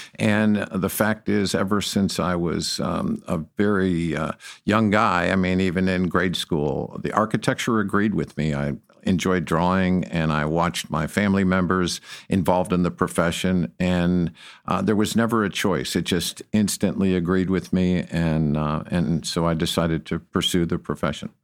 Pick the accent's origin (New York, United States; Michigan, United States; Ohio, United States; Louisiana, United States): Michigan, United States; Detroit; moved away as an adult; now in Texas, United States; I came from Detroit, Michigan